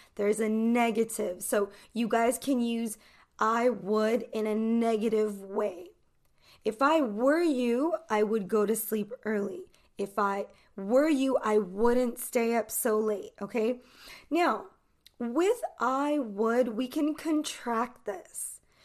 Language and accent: English; Los Angeles, California, United States; I am from Los Angeles, California